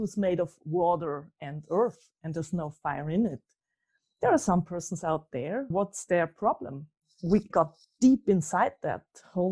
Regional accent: Austria; I'm from Austria

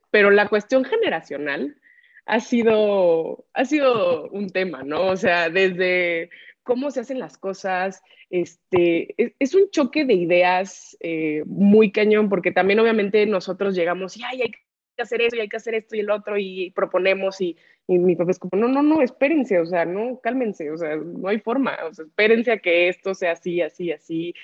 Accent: Acapulco, Guerrero, Mexico; yo soy nacida y crecida en, en Acapulco Guerrero

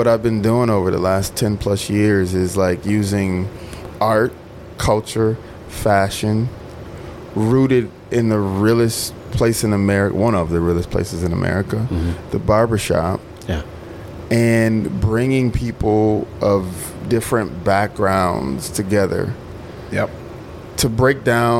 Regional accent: Mississippi, United States; I'm a communitarian. I'm from Mississippi. I like being in little hole-in-the-wall fish shacks that are the best restaurants on the planet.

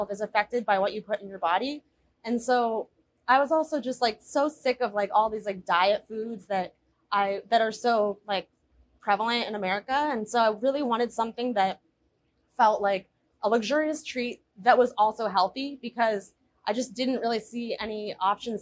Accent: New York, United States; moved away; also born or lived in Berlin; growing up in New York

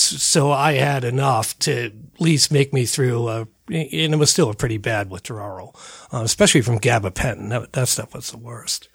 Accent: Northeast, United States; now in Colorado, United States; I'm from the Northeast.

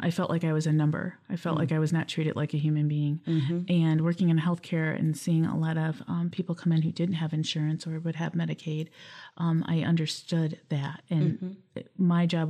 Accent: Lansing, Michigan, United States; also born or lived in Battle Creek, Michigan / Waverly, Michigan; I was born in Battle Creek, but I grew up here in Lansing. I've been here since a toddler.

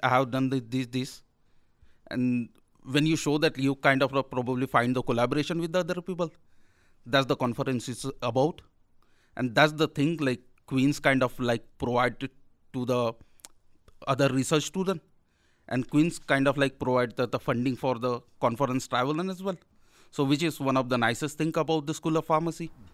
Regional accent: India; moved away as an adult; now in Belfast, United Kingdom; I'm from India

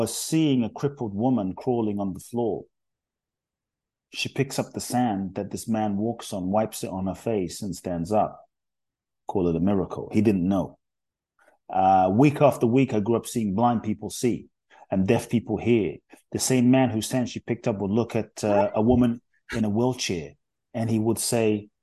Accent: London, United Kingdom; accent: UK; also born or lived in Ghana; now in United States; I was born in Ghana, West Africa. My father's from Ghana. My mother's Japanese. I grew up in London. I live in the US.

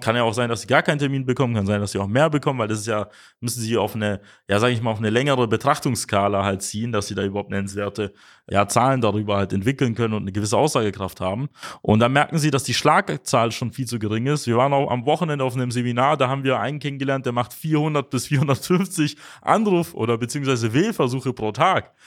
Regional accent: Germany; bei uns in Deutschland

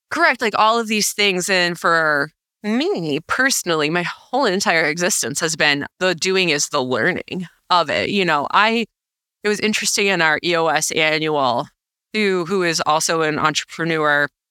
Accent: New York, United States; now in Minnesota, United States; As a New Yorker

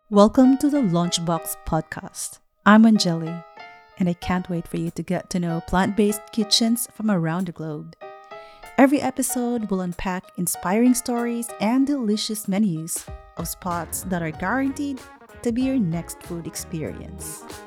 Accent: Philippines; as a Filipino, uh, we do big time hospitality

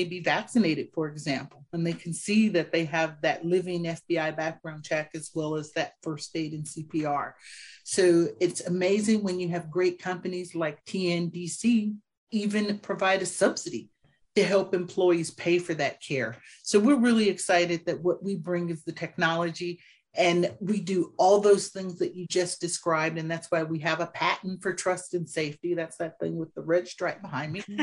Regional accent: Richmond, California, United States; growing up here in Richmond, California, right next to Oakland

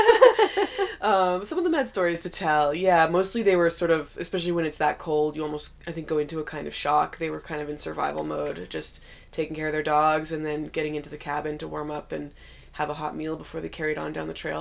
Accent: Ottawa, Ontario, Canada; moved away as an adult; now in Whitehorse, Canada; I grew up in Ottawa, more in eastern Canada

